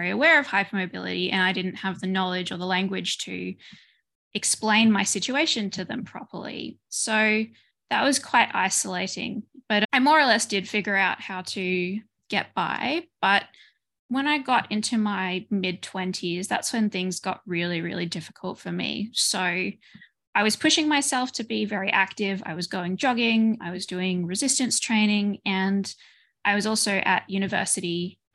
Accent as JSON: {"language": "English", "country": "Australia", "moved": "as an adult", "lives_now": "Belgium", "said": "I moved from Australia to Belgium."}